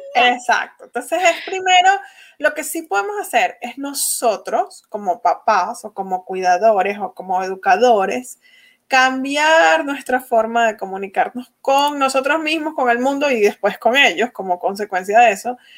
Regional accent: Venezuela; first language Spanish; moved away as an adult; now in United States; yo nací en Venezuela

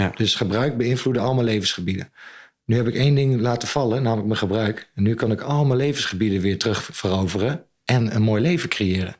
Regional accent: Zwolle, Overijssel, Netherlands; also born or lived in New Zealand / Ireland; Ik ben opgegroeid aan het Grote Kerkplein

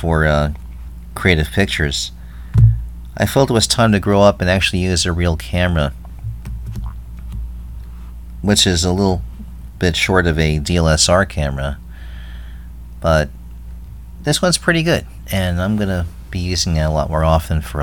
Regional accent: New York, United States; growing up in New York, growing up near the beaches

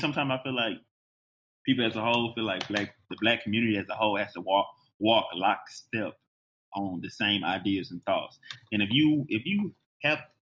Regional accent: Houston, Texas, United States; moved away; also born or lived in Phoenix / Shreveport, Louisiana; I grew up in Houston

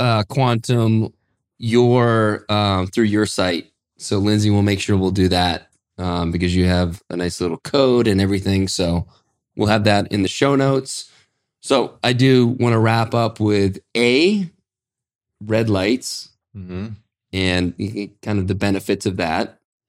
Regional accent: Ireland; Just because I'm Irish.

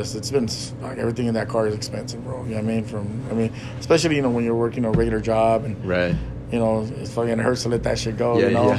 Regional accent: Los Angeles, California, United States; That's where I grew up. I was born in Boyle Heights. {S0} Okay. {S1} And I was raised in South LA, the Maywood area. Now I guess they call it South LA.

